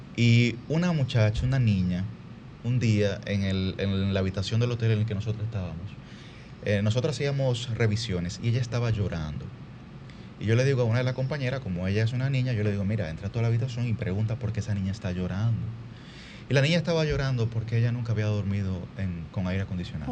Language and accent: Spanish; Dominican Republic; me apena mucho la situación actual de la educación de mi país